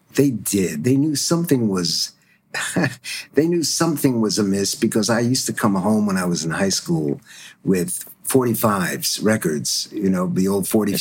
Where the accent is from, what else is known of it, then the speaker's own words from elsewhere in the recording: Stuttgart, Baden-Württemberg, Germany; moved away; I was born in Stuttgart after the war